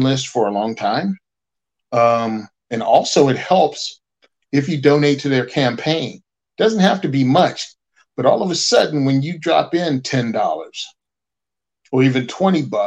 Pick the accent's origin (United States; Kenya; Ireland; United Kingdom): United States; as an American